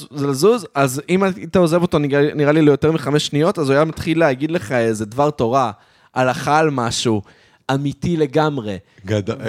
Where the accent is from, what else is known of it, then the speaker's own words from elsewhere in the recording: Modiin Illit, Judea and Samaria, Israel; הייתי ילד חרדי ו... וגדלתי במודיעין עילית, אבל היינו הולכים לקניון מלכה לעשות uh, קניות